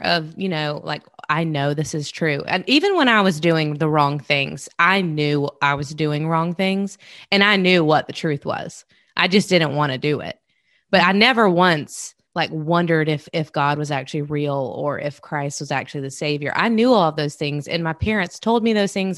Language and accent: English; South Carolina, United States; grown up in South Carolina with my family